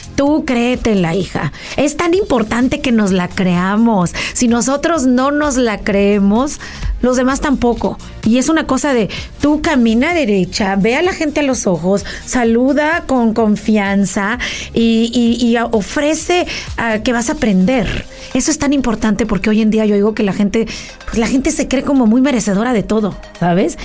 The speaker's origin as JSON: {"language": "Spanish", "region": "State of Mexico", "country": "Mexico", "tie": "born or raised there", "moved": "as an adult", "lives_now": "United States", "said": "yo nací en Mexicali, pero nos fuimos a la Ciudad de México y vivíamos en el Estado de México en un fraccionamiento donde, ya sabes, tipo México, que todo el mundo se conoce"}